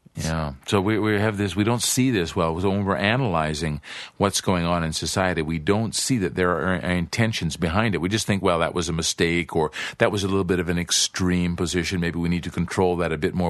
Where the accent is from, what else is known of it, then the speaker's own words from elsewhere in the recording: Canada; now in Brazil; Canada, I imagine, my home country